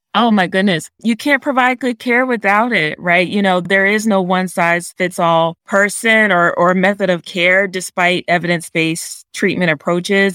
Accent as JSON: {"language": "English", "region": "Delaware", "country": "United States", "tie": "born or raised there", "said": "I was actually born and raised in Delaware"}